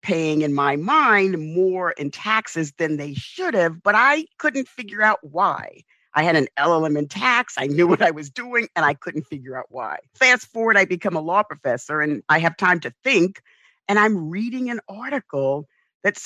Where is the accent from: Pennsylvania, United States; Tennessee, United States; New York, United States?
New York, United States; I grew up in the South Bronx.